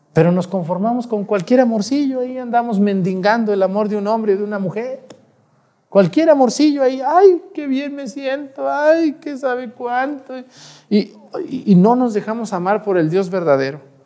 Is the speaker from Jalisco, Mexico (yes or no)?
yes; Mexticacán, Jalisco, Mexico; moved away; Mi pueblo allá, Mesticacán, que es un pueblillo ahí, chiquillo ahí